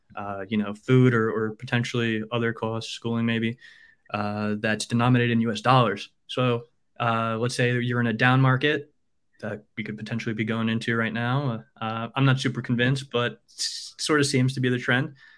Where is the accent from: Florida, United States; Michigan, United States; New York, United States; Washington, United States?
New York, United States; moved away as an adult; I'm a New Yorker, born and raised